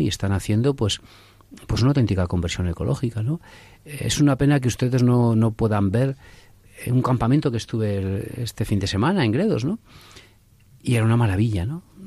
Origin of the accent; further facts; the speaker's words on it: Castile and León, Spain; Mi pueblo está en Castilla León